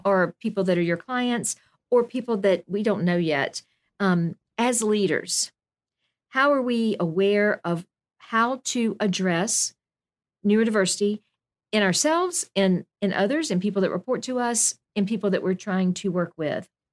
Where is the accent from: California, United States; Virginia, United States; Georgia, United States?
Georgia, United States; Milledgeville; we grew up in Milledgeville